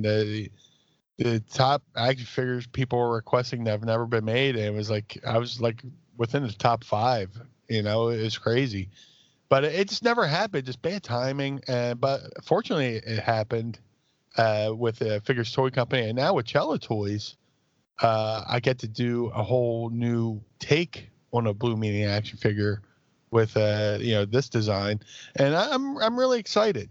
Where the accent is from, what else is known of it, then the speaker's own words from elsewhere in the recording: Philadelphia, Pennsylvania, United States; my hometown South Philly